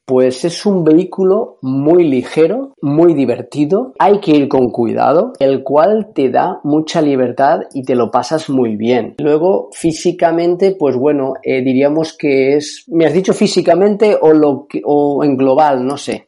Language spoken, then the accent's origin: Spanish; Carcaixent, Valencian Community, Spain; Soy de un pueblo de Valencia que se llama Garcaixent